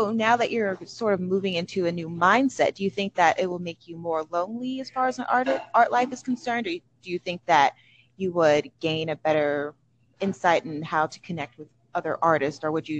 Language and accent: English; Michigan, United States; It was my home, and I came all the way from Michigan, another Cowtown area.